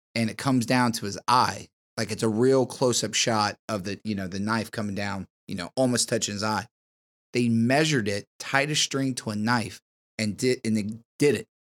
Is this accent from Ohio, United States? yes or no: yes; Harrison, Ohio, United States; I am from, uh, the wonderful land of Harrison, Ohio.